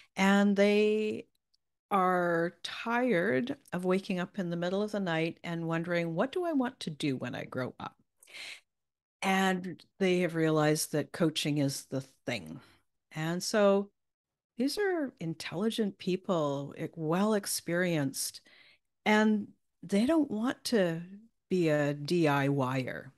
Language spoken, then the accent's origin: English; Canada; accent: Canadian; won't hear my Canadian